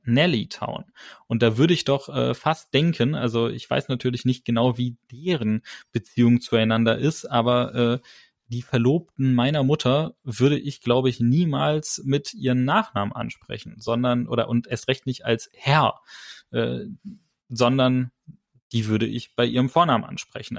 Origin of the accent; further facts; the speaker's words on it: Germany; wir als Deutsche